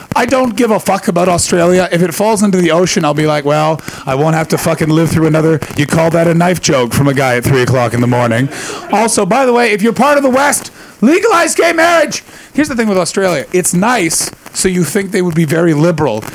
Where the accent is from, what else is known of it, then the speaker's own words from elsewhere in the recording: Canada; also born or lived in Britain; now in United Kingdom; being Canadian, it's a very big thing that people wear kilts to a wedding, and I, I did it before I, I, moved to Britain